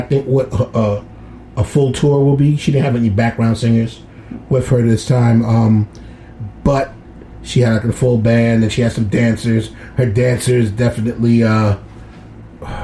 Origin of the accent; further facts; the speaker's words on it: New York City, New York, United States; my hometown.